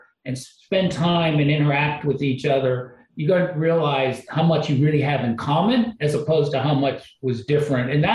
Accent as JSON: {"language": "English", "area": "outside of Cleveland", "region": "Ohio", "country": "United States", "tie": "born or raised there", "said": "I grew up outside of Cleveland"}